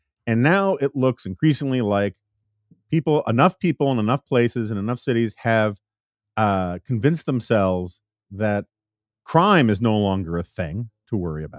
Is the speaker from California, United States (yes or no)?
no; New York City, New York, United States; particularly in the city I grew up in New York City.